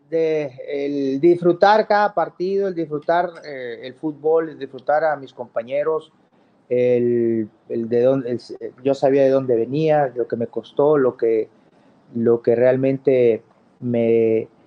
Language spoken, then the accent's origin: Spanish; Mexico; me, querían mucho como mexicano y jugar en Boca Juniors, que es maravilloso